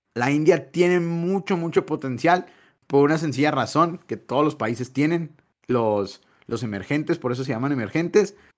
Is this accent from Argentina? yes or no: no; Mexico